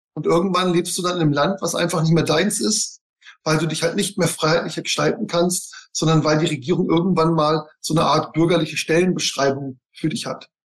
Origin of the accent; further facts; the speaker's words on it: Bavaria, Germany; moved away; also born or lived in Nuremberg; ich komme aus Bayern